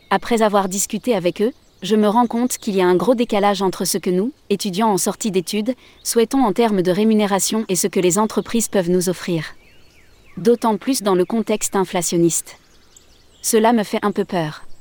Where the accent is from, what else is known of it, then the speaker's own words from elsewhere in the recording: Auvergne-Rhône-Alpes, France; Je recherchais une entreprise touristique en lien avec la montagne, car je suis originaire de Savoie.